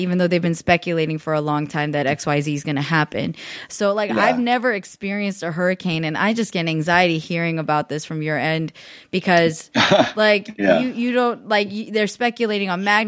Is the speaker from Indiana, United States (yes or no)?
no; the Bay Area, California, United States; I grew up in the Bay